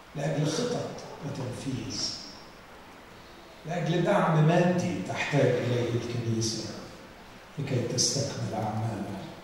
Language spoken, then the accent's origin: Arabic; Alexandria Governorate, Egypt; كاسكندراني باجي هنا زيارات